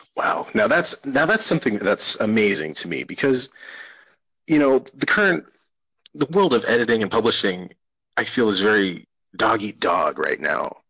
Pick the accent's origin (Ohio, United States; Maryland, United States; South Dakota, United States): South Dakota, United States; Cheyenne River Reservation; moved away; I was born and raised on the Cheyenne River Reservation.